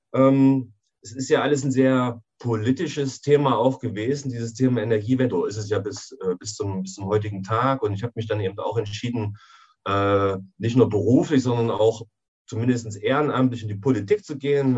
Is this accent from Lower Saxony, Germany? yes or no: no; Jena, Thuringia, Germany; ich bin in Jena geboren und lebe auch in, in Jena.